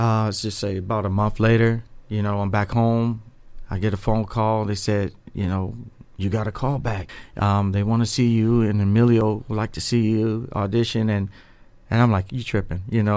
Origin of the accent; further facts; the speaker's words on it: Dayton, Ohio, United States; born and raised in Dayton, Ohio